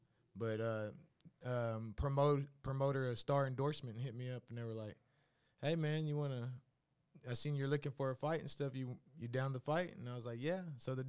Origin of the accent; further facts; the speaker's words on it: Waco, Texas, United States; I'm from Waco, Texas, born and raised.